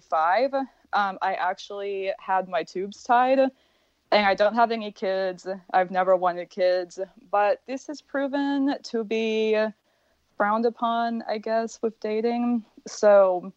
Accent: Midwest, United States; moved away as an adult; now in Florida, United States; I was raised in the Midwest, but from a very, very Eastern European family.

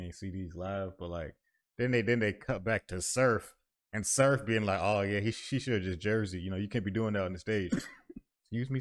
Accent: Florida, United States

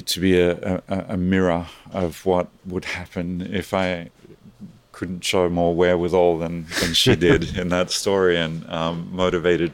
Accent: Australia; moved away as an adult; I grew up in Australia

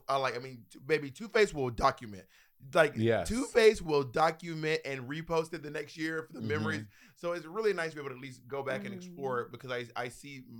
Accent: Clayton County, Georgia, United States; moved away; I'm from Clayton County

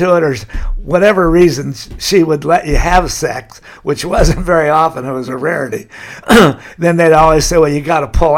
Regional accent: Laguna Beach, California, United States; But yeah, since I was from Laguna, you signed in, why are you here?

